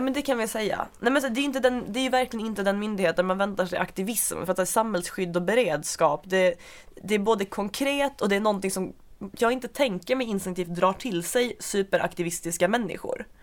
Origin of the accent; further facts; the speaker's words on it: Svalöv, Skåne, Sweden; Jag är från Svalöv